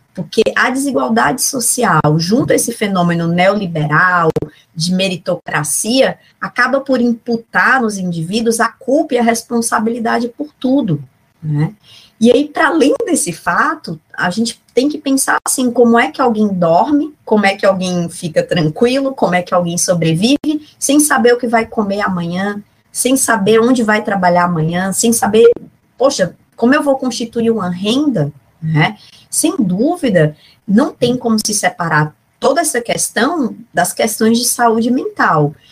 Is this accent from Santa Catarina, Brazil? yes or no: no; Fortaleza, Ceará, Brazil; eu sou cearense, sou de Fortaleza, né, cidade onde eu nasci, que eu conservo ainda bastante sotaque.